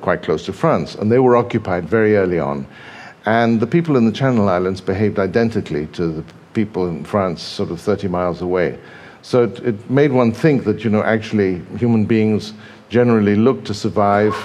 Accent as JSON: {"language": "English", "region": "England", "country": "United Kingdom", "tie": "born or raised there", "also_born_or_lived": "Brazil", "said": "I was raised quite a lot of the time in England. Um, and actually, I was born in Brazil, but by the time I arrived in England"}